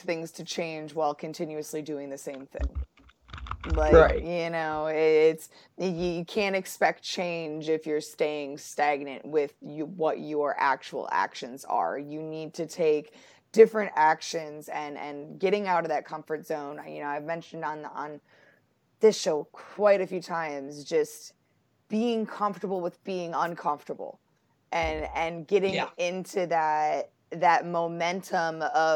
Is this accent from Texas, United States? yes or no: no; Buffalo, New York, United States; now in North Carolina, United States; I'm from Buffalo